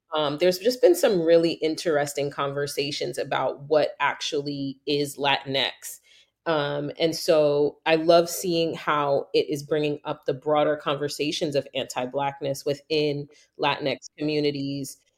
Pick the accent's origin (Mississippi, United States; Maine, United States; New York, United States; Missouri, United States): New York, United States; moved away; growing up in New York, everybody thought my whole life I was Puerto Rican.